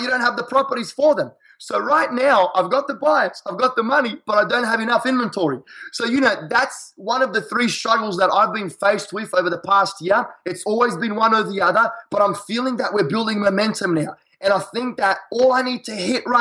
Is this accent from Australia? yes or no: yes; Australia; accent: Australian; now in United States; I'm an Australian in a foreign country. So my accent is very catchy.